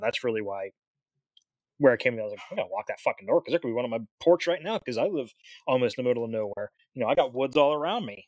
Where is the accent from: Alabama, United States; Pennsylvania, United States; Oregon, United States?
Pennsylvania, United States; I'm from Pennsylvania.